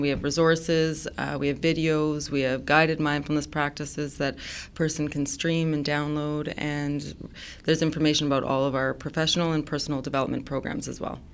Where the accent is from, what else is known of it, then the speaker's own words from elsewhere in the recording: Saskatchewan, Canada; I come from Saskatchewan